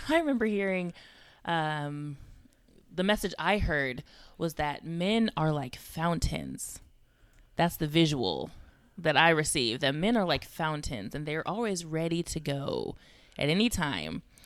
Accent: California, United States; also born or lived in Georgia; now in Texas, United States; I'm originally from California

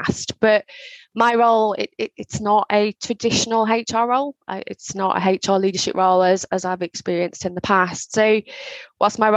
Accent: Liverpool, North West England, United Kingdom; I grew up in Liverpool. So I grew up in a part of Liverpool called Knowsley.

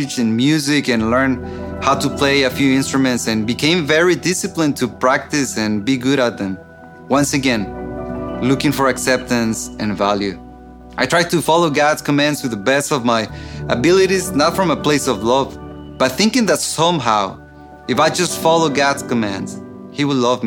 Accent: Mexico; moved away; I grew up in Mexico in a dysfunctional family

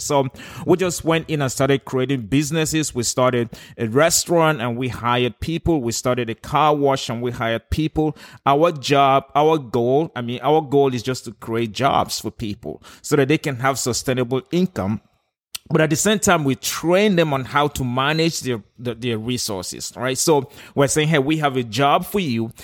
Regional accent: Nigeria; moved away as an adult; also born or lived in South Africa; now in United States; I was born and raised in Nigeria

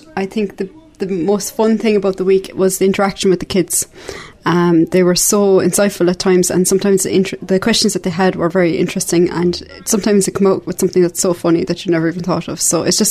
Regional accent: Mitchelstown, Munster, Ireland; I'm from Mitchelstown in County Cork.

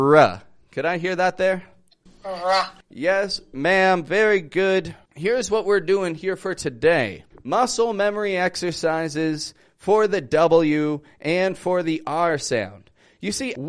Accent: Toronto, Ontario, Canada; moved away as an adult; now in Mexico; I'm from Toronto. I live in Mexico at the moment

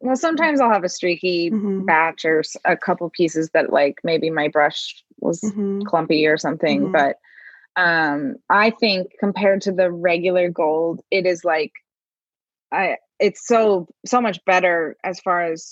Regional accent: Kansas City, Kansas, United States; moved away as an adult; also born or lived in Omaha, Nebraska; now in Kansas City, Missouri, United States; because I grew up in Kansas and I lived in Kansas City, but I was on the Kansas side

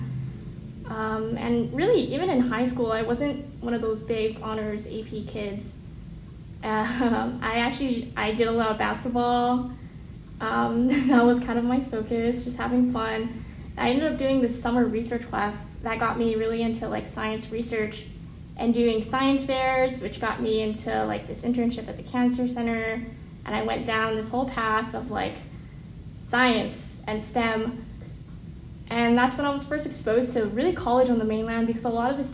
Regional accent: Hawaii, United States; growing up in Hawaii

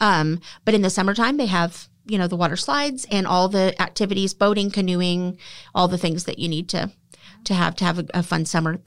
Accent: Killeen, Texas, United States; So I'm a local girl. I was born and raised there in Killeen, which is really rare.

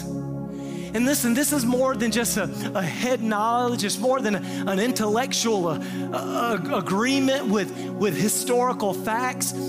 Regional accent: the Bible Belt, the South, United States; we grew up in the Bible Belt, most of us have some church history

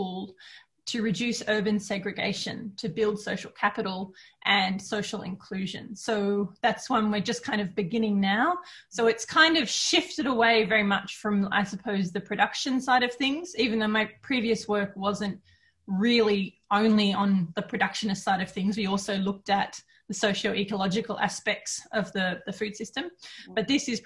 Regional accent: Australia; moved away as an adult; now in Helsinki, Finland; I am not Finnish, I'm Australian

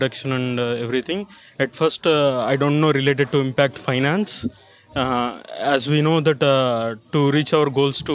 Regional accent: India; now in Turin, Italy; I'm from India.

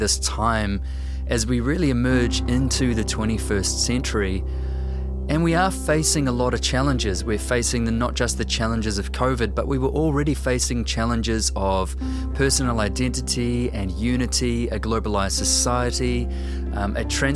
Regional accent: New Zealand

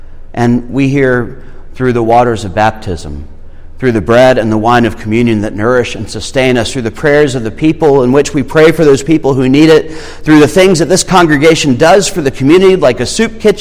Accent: Irmo, South Carolina, United States; I'm from Irmo

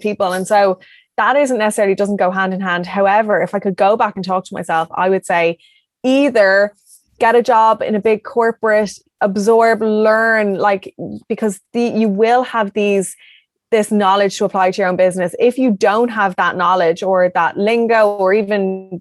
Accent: Ireland; I'm from Ireland. The longest I've been away was 2 weeks.

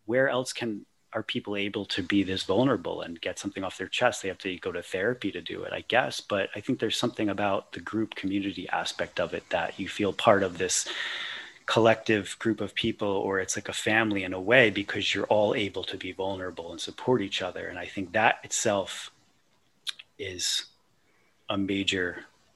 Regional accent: East Coast, United States; I grew up on the East Coast

